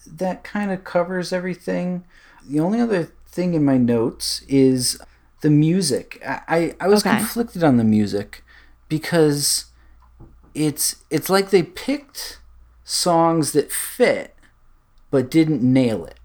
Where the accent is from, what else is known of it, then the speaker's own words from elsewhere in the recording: Connecticut, United States; I'm from Connecticut